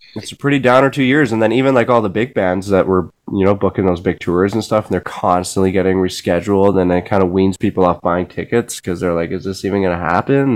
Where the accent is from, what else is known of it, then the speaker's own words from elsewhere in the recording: Switzerland; moved away; my my my home country